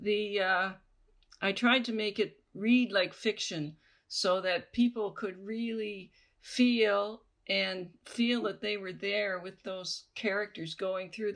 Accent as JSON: {"language": "English", "region": "the Maritimes", "country": "Canada", "moved": "yes", "lives_now": "Ontario, Canada", "said": "I come from Maritime Canada"}